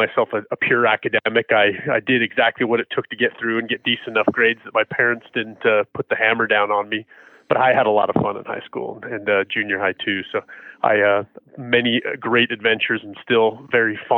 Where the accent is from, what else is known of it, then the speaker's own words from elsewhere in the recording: Sandy, Utah, United States; also born or lived in Murray, Utah; I actually grew up in Sandy, which is just a little further south of here